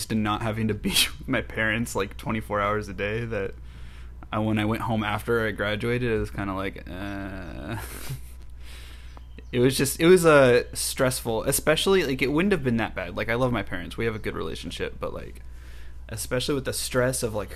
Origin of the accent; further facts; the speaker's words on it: Lodi, California, United States; also born or lived in Bay Area, California; I grew up in Lodi, California, which is like an hour and a half north of here